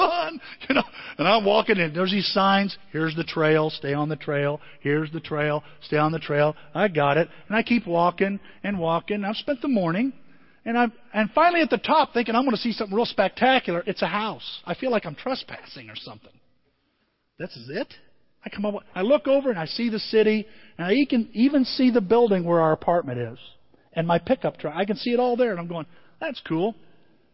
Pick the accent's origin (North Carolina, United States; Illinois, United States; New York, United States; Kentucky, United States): Illinois, United States; Southern; I'm from Southern Illinois